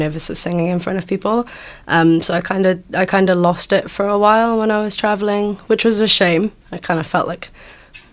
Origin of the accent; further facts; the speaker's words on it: Wales, United Kingdom; moved away as an adult; now in Golden Bay, New Zealand; I'm from Wales in the UK.